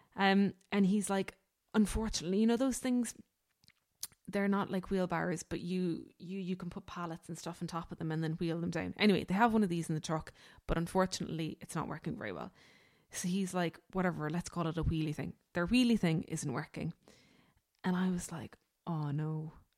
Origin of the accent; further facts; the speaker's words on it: Ireland; we as Irish people